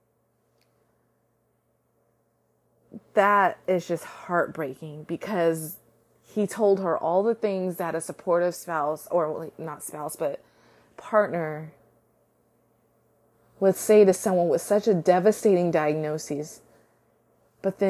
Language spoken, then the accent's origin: English; United States; I can only speak from an American culture because I am American